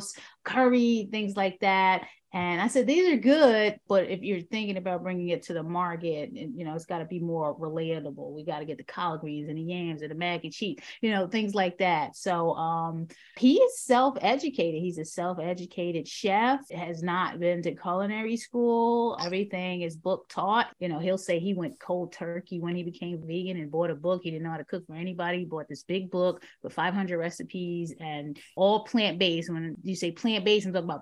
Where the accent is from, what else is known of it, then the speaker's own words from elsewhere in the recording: New York City, New York, United States; moved away as an adult; now in Baltimore, United States; I hail from the South Bronx, the South Bronx, 23 years